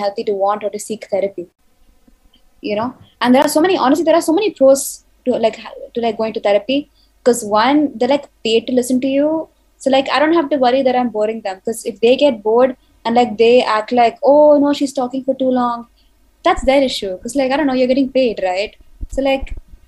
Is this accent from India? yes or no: yes; India; I'm an Indian.